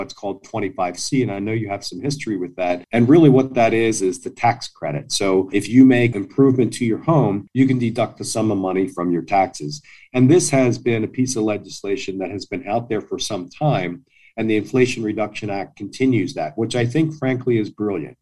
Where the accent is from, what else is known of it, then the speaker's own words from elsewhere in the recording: outside of Philadelphia, Pennsylvania, United States; I grew up outside of Philadelphia